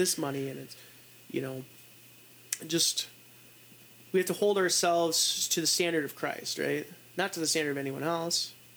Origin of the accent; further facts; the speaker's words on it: United States; I'm an American